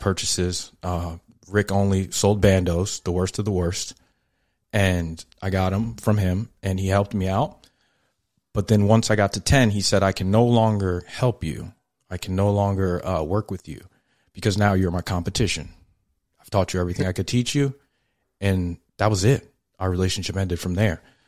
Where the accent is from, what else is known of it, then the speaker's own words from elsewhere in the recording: New York, United States; I'm a New Yorker